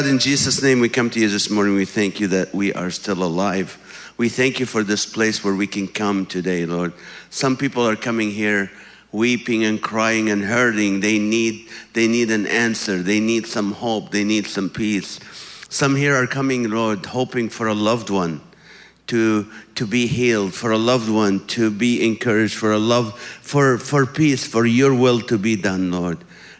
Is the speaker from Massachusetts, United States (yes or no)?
no; California, United States; But I am from California, California.